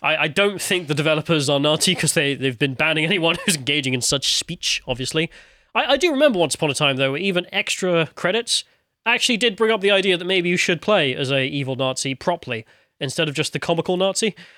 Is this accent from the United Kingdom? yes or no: yes; United Kingdom; as a British person